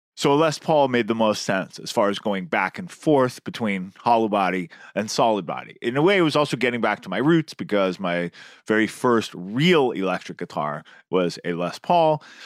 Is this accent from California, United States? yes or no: yes; San Francisco Bay Area, California, United States; now in New York, United States; Mexican food is something I grew up with in the San Francisco Bay Area. It's gotten much better in New York in the time since I've moved here.